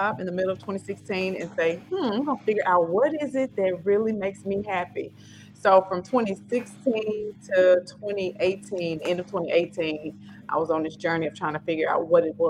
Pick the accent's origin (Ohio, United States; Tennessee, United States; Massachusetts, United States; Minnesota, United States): Tennessee, United States; Memphis; accent: Memphis; now in Nashville, United States; I am from Memphis. Memphis. This is the Memphis accent.